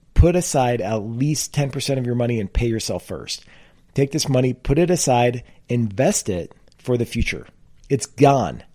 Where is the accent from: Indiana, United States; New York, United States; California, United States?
California, United States; I grew up in California.